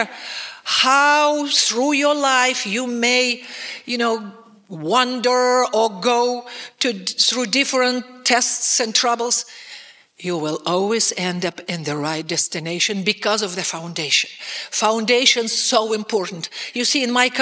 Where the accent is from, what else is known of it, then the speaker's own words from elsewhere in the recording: Russia; me as a Russian